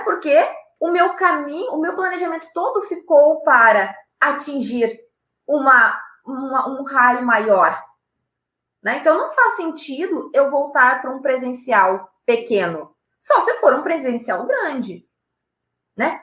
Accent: Rio Grande do Sul, Brazil; eu sou do Rio Grande do Sul, aqui nós temos Gramado na nossa serra

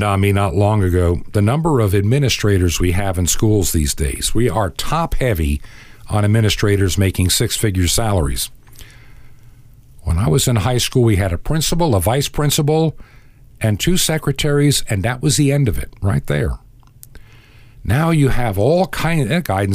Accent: Long Island, New York, United States; moved away as an adult; also born or lived in Georgia; growing up in Long Island, New York

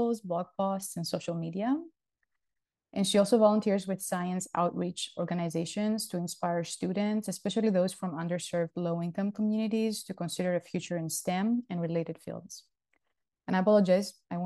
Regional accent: Greece; moved away as an adult; also born or lived in Louisiana, United States; now in Houston, United States; I'm originally from Greece. I came to the US in 2007 as an international graduate student.

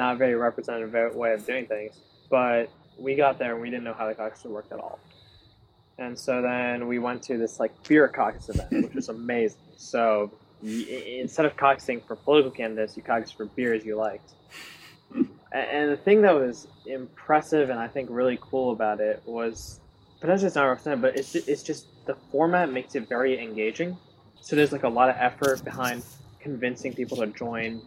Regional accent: California, United States; I'm from California

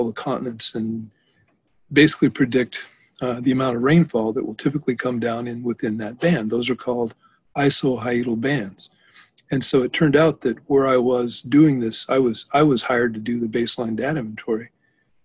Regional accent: Prescott, Arizona, United States; also born or lived in Denver, Colorado / Williams Bay, Wisconsin; now in Wisconsin, United States; I was born in Denver, raised in Arizona, and in a small town called Prescott, Arizona

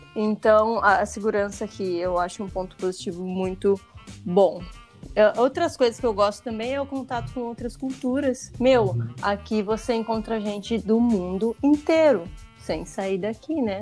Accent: Brazil; also born or lived in Taubaté; sou brasileiro

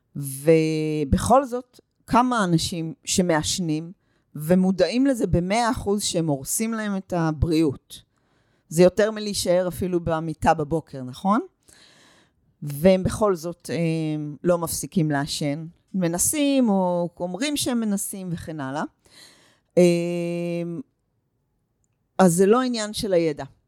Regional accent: Northern Israel, Israel; also born or lived in United States; אני מגיעה מהצפון, ואני עובדת עם נשים מכל רחבי הארץ, ואני הגעתי מארצות הברית

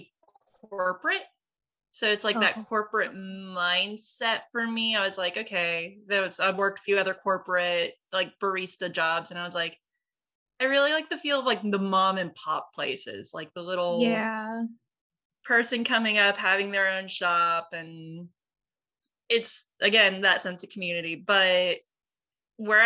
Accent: Dothan, Alabama, United States; my hometown in Dothan, Alabama

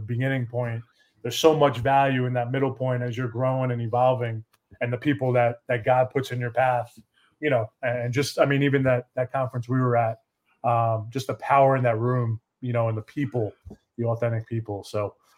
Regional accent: Poughkeepsie, New York, United States; moved away as an adult; now in Dallas-Fort Worth, United States; I'm from Poughkeepsie, New York, a little small town

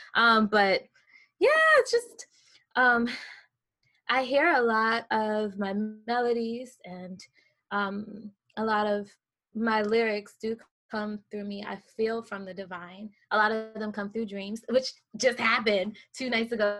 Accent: the South, United States; now in Manhattan, United States; I am from the South

